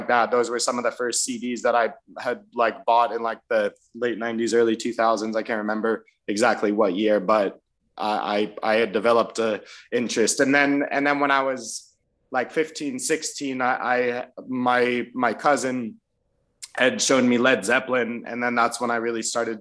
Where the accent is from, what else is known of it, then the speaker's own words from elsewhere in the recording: Florida, United States; now in Los Angeles, United States; growing up in Florida through elementary school, middle school, and high school